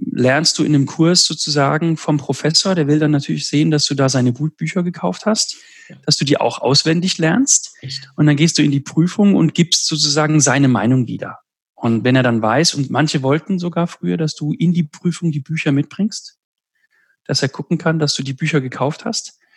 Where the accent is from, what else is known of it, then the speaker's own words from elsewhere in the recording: Southern Italy, Italy; Also in Süditalien, wo ich herkomme, hat sich 2000 Jahre lang in manchen Dörfern das Griechische gehalten.